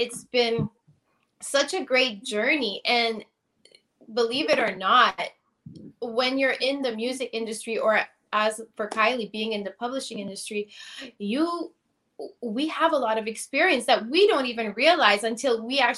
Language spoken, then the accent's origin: English; Toronto, Ontario, Canada; also born or lived in Tampa, Florida; I'm originally from Toronto, Canada.